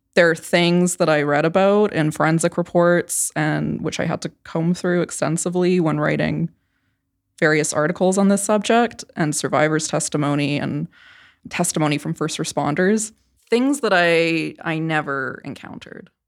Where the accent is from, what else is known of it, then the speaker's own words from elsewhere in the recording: Canada; moved away; I grew up in Canada, which is very different from the United States